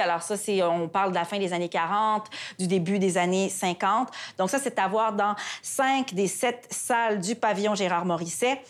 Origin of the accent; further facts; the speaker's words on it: Quebec, Canada; chez nous au Québec